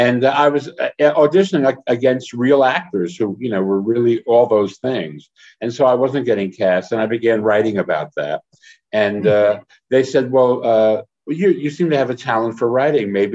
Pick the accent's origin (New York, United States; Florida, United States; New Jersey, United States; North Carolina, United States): New Jersey, United States; I grew up in Jersey